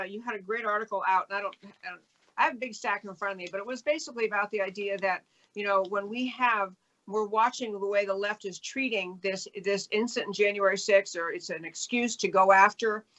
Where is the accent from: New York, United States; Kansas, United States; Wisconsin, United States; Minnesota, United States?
New York, United States; I grew up in New York